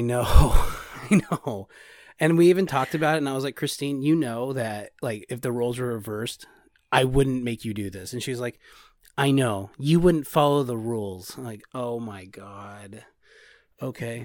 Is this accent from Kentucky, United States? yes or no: no; California, United States; we're from California. Car chases happen here all the time